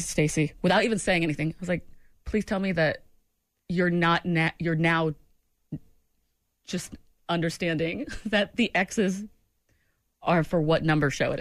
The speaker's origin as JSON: {"language": "English", "region": "Maine", "country": "United States", "said": "I'm from Maine"}